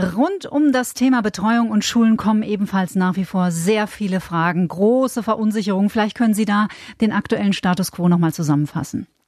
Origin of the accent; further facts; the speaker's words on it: Bavaria, Germany; bei uns in Bayern